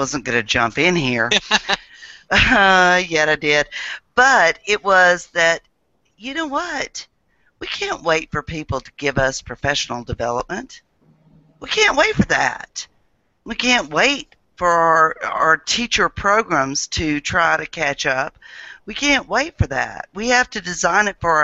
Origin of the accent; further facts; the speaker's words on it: Mississippi, United States; I'm from Mississippi